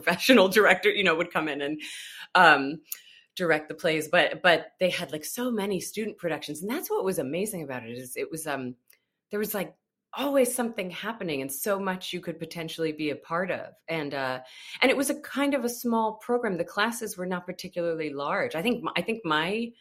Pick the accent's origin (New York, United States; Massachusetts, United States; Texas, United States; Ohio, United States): New York, United States; just outside of Albany; I'm from upstate New York, just outside of Albany, New York